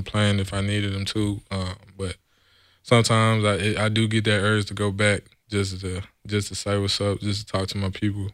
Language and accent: English; San Antonio, Texas, United States; moved away as an adult; now in California, United States; I was born and raised in San Antonio, Texas.